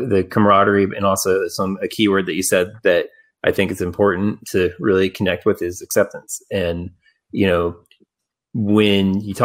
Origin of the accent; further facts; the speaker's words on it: Dallas-Fort Worth area, Texas, United States; growing up in Dallas-Fort Worth area, you know, going to Deep Ellum back in the day for punk rock shows